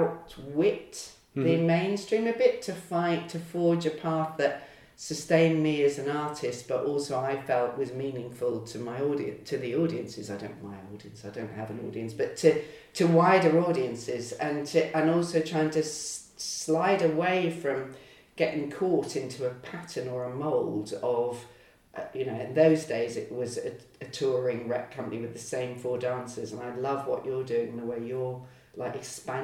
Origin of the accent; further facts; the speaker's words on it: Lowestoft, East of England, United Kingdom; I grew up in Lowestoft on the East Coast